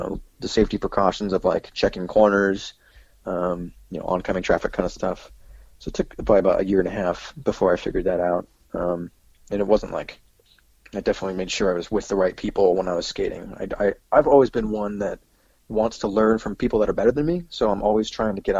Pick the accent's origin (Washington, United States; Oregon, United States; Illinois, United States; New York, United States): Washington, United States; Tri-Cities; also born or lived in Ellensburg, Washington; I'm actually from Tri-Cities, so that was where my main community was